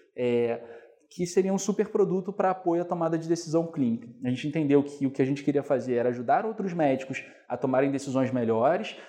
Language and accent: Portuguese; Niterói, Rio de Janeiro, Brazil; Eu sou de Niterói originalmente, né? Fui como um bom niteroense, estudar na UF, é, isso foi uma coisa que muito importante para mim, que eu queria ficar perto de casa